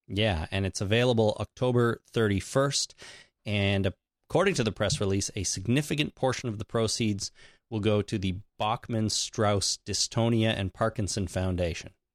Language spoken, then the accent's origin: English; Canada; I'm Canadian